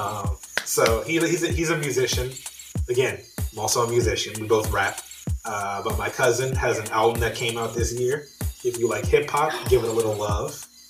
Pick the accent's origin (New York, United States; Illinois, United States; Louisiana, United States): Louisiana, United States; New Orleans; Growing up in New Orleans